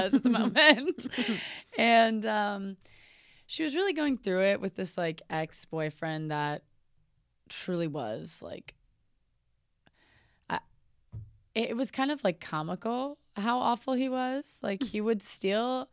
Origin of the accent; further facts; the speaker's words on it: New Orleans, Louisiana, United States; moved away; I'm from New Orleans